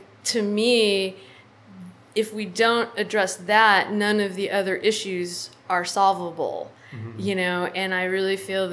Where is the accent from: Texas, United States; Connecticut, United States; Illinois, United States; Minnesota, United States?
Texas, United States; San Antonio; now in Austin, United States; I grew up in San Antonio